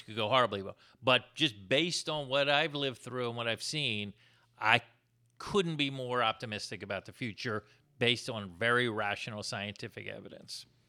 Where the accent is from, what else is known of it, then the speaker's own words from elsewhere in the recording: Florida, United States; moved away; I'm from Florida?